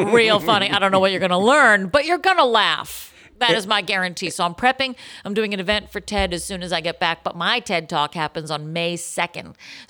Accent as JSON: {"language": "English", "town": "Boston", "region": "Massachusetts", "country": "United States", "tie": "born or raised there", "moved": "yes", "said": "in Boston, Massachusetts, my hometown. I'm going back there."}